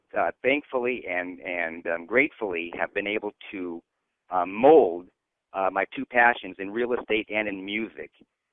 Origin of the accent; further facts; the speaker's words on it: Garden Grove, California, United States; I'm a California native. I grew up in Garden Grove, which is a little town in Orange County next to Disneyland